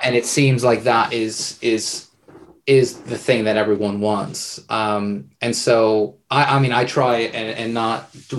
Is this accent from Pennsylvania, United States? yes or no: yes; just outside Philadelphia, Pennsylvania, United States; I grew up just outside Philly and very close to Foxcatcher Farm.